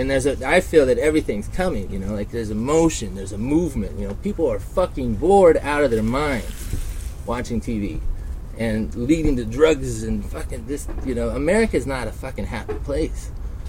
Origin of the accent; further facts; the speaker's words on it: Reno, Nevada, United States; Growing up in Reno and hustling, you know, I was gambling by the time I was 15